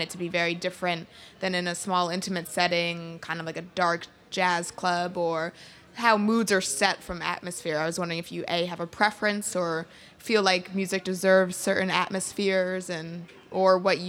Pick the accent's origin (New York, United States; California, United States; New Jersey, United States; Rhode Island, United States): Rhode Island, United States; I'm from Rhode Island